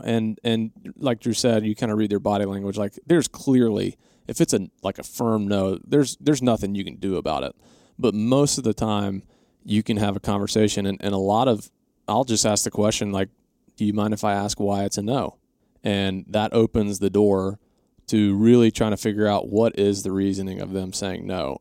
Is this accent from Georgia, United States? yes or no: yes; Atlanta, Georgia, United States; we grew up in Atlanta